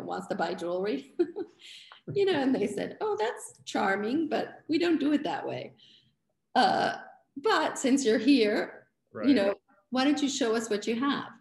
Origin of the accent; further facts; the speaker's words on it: Florence, Tuscany, Italy; moved away as an adult; also born or lived in Los Angeles, California; now in New York City, United States; I was from Florence